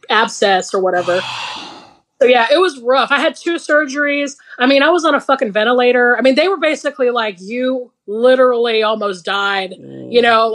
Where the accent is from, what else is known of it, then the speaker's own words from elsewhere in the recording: Georgia, United States; I'm from Georgia.